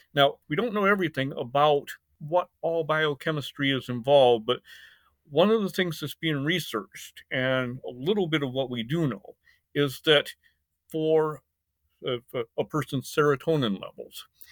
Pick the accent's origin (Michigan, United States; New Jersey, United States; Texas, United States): Michigan, United States; also born or lived in Indiana / Taiwan / Caribbean; now in Summerville, South Carolina, United States; I was born in Michigan. in the United States and grew up in Michigan and Indiana